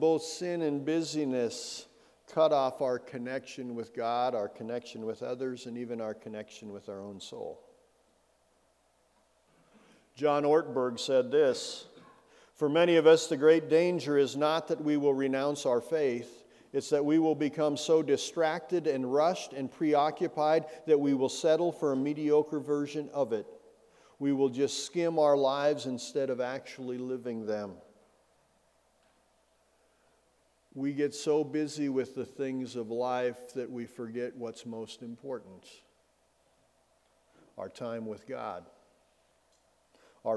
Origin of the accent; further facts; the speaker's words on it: Bozeman, Montana, United States; also born or lived in Belgrade, Montana / Minneapolis, Minnesota; I grew up in Bozeman and Belgrade